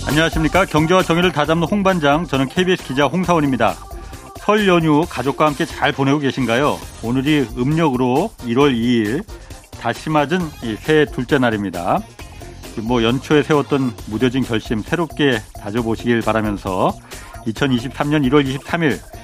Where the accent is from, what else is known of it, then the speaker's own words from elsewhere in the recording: South Korea; 약간 한국인으로서